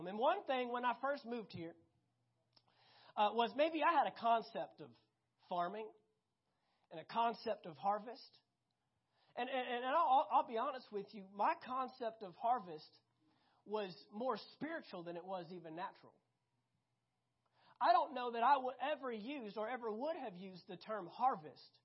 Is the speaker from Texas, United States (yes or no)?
yes; Fort Worth, Texas, United States; I grew up 10 minutes south of downtown Fort Worth.